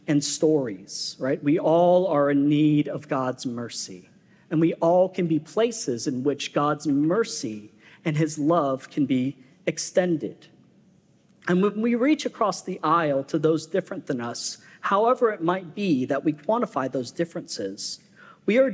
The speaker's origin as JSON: {"language": "English", "region": "West Coast", "country": "United States", "tie": "born or raised there", "also_born_or_lived": "Florida", "moved": "as an adult", "lives_now": "Southern United States", "said": "I'm a West Coaster."}